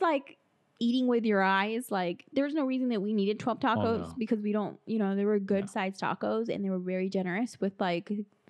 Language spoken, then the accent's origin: English; Los Angeles, California, United States; moved away; I'm originally from California, Los Angeles.